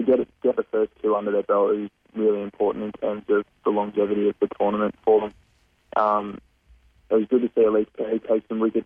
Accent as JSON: {"language": "English", "country": "Australia", "said": "as an Australian"}